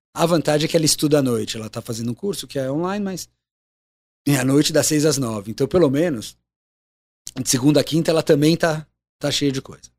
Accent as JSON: {"language": "Portuguese", "country": "Brazil", "said": "Sou brasileiro, moro aqui"}